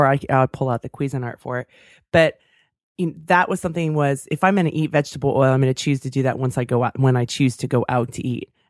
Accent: Davis, California, United States; That's my hometown.

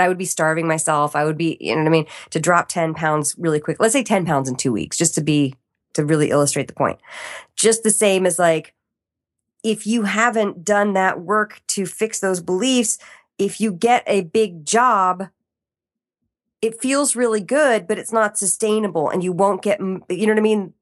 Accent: East Coast, United States; moved away; growing up in the East Coast

